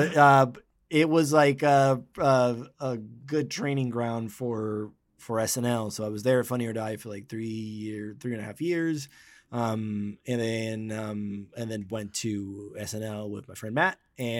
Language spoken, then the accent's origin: English; Dominican Republic; moved away as an adult; now in Los Angeles, United States; I'm from the Dominican Republic and wanted to be a director, so moved to LA to go to film school, LA Film School